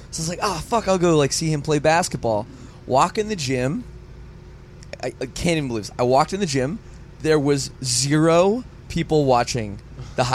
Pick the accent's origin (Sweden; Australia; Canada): Canada; I'm from Canada